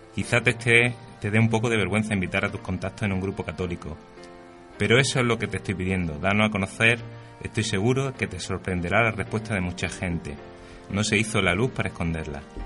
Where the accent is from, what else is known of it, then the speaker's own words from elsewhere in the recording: Spain; qué espabilados somos siempre los españoles